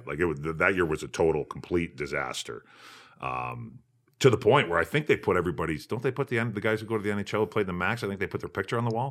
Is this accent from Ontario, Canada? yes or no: no; Fort Saskatchewan, Alberta, Canada; I grew up in Fort Saskatchewan, uh, fifteen minutes northeast of Edmonton